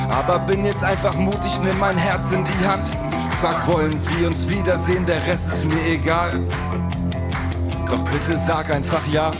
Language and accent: German; Hanover, Lower Saxony, Germany; born or raised there